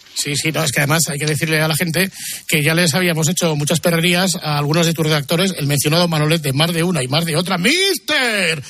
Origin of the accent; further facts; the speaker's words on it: Gijón, Asturias, Spain; Todos somos de Gijón